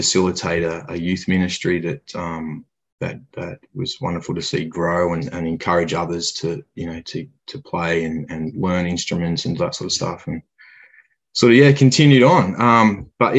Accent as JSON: {"language": "English", "town": "Ballarat", "region": "Victoria", "country": "Australia", "tie": "born or raised there", "also_born_or_lived": "Gosford, New South Wales", "said": "2 or 3 years old, we moved from there down to Mum's family in Victoria, in Ballarat, which is about an hour or so from Melbourne."}